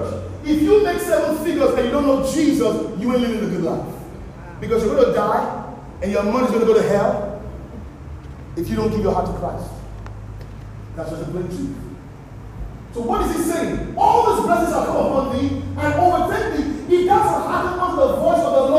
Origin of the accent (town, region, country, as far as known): Nigeria; accent: Nigerian